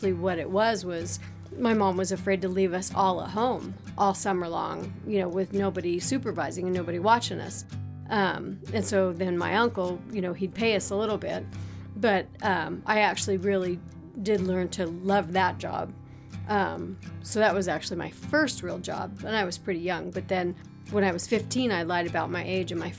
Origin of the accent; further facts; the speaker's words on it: Littleton, Colorado, United States; A Colorado native. Doesn't happen very often. I grew up in Littleton, and actually, I guess it's called Greenwood Village now